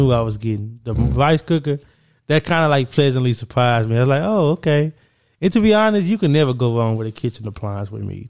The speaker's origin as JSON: {"language": "English", "town": "Orange", "region": "Texas", "country": "United States", "said": "we come from Orange"}